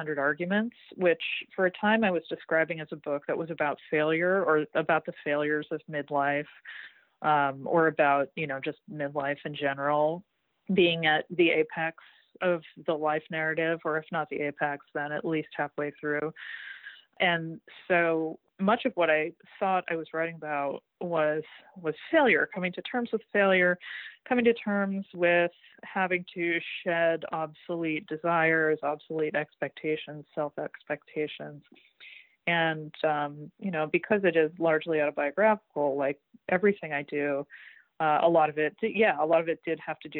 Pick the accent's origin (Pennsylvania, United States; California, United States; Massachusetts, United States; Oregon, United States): Massachusetts, United States; Greater Boston; growing up in Greater Boston, and just the what it's like to grow up in a town where the social pecking order of the 17th century is more or less unchanged in the 20th when I was growing up